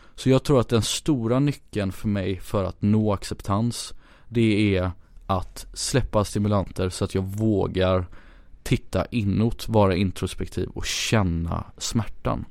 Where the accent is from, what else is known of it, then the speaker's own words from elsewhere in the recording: Gothenburg, Västra Götaland, Sweden; moved away as an adult; also born or lived in Ghana / India; now in Stockholm, Sweden; jag är uppvuxen i, i Göteborg